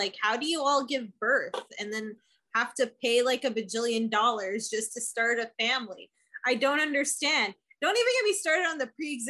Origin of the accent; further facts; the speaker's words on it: Canada; as a Canadian